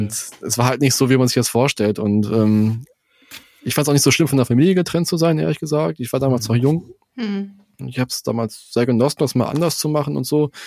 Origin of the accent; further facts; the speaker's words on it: Germany; als Deutscher